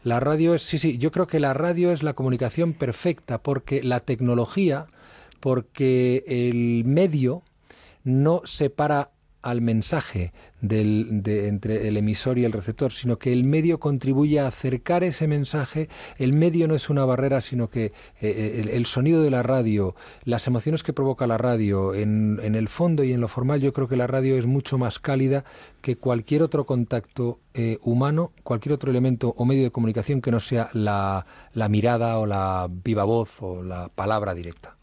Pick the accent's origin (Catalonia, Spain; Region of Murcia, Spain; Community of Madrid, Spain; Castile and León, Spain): Community of Madrid, Spain; Madrid; also born or lived in Asturias; yo, eh, nací en Madrid, he vivido prácticamente toda mi infancia en Madrid